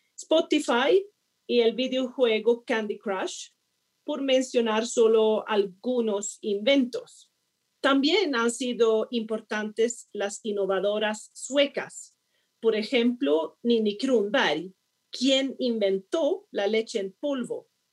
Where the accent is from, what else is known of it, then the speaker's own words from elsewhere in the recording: Sweden; Spanish is a second language; moved away as an adult; also born or lived in Hong Kong; now in Colombia; vengo de Suecia, considerado el segundo país más innovador del mundo